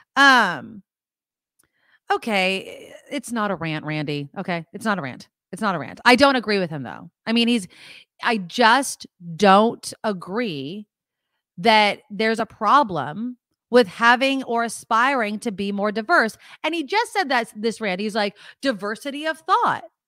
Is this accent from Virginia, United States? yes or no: no; San Jose, California, United States; here in my hometown of San Jose